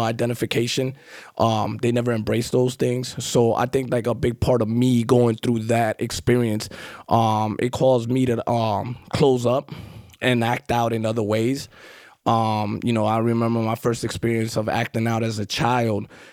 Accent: New York City, New York, United States; accent: New York; also born or lived in Guatemala; grew up in Queens, Far Rockaway

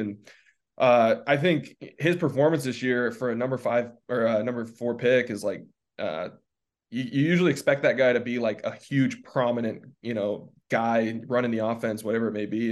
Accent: Sacramento, California, United States; born and raised in Sacramento

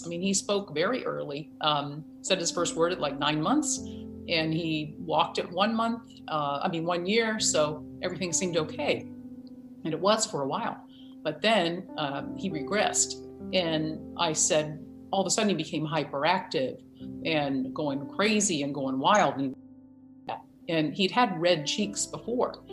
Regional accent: Virginia, United States; moved away; I'm from Virginia originally, and I have spent time on a farm.

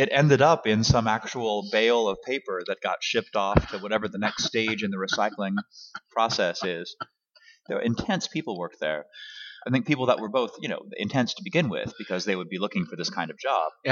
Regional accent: Los Angeles, California, United States; also born or lived in Kansas City, Missouri; I was born in Los Angeles. Yes. In 1974 at uh, Hollywood Presbyterian Hospital.

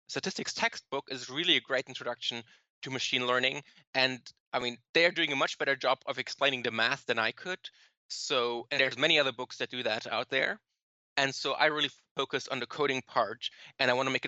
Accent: Germany; moved away as an adult; now in New York, United States; I'm from Germany. So I moved here like 5 years ago

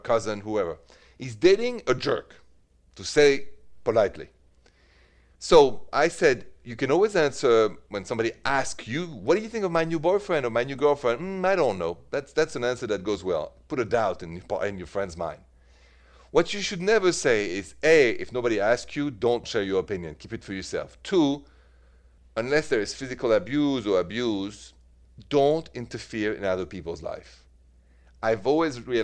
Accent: Paris, Île-de-France, France; accent: French; moved away as an adult; now in United States; as you know from my accent, I'm from France, from Paris, and I left for the States when I was about 30 years old

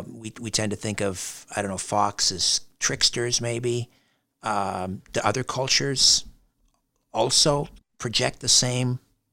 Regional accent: United Kingdom; And being British, I tend to, you know, shove everything down deep inside until it's compounded like a hard diamond.

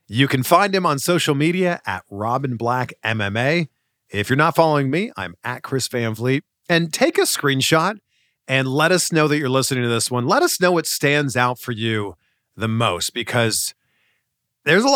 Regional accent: Canada; someone like me growing up in Canada

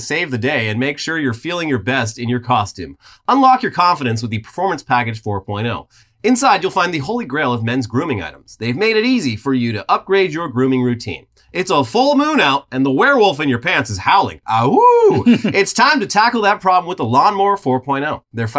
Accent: New Jersey, United States; Ladies and gentlemen, I'm from New Jersey. Hey, I'm a fucking idiot. What can I do?

